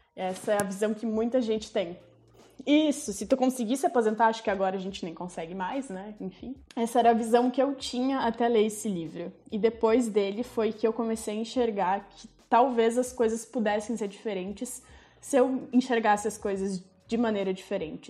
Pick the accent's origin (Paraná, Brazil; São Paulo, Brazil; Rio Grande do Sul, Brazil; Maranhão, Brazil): Rio Grande do Sul, Brazil; Farroupilha; also born or lived in Cerro Largo; Eu nasci em Cerro Largo, que é na região das Missões, no interior, mas eu vim para cá com um ano de idade, então eu sou mais farroupilhense do que qualquer outra coisa